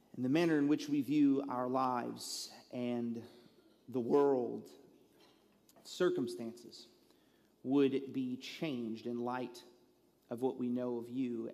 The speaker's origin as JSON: {"language": "English", "region": "Southeast Texas", "country": "United States", "said": "I am a redneck from Southeast Texas"}